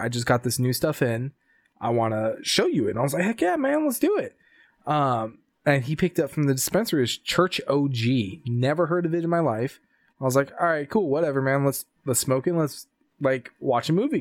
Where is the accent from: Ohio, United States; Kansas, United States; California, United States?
California, United States; Sacramento; my hometown in California, Sacramento.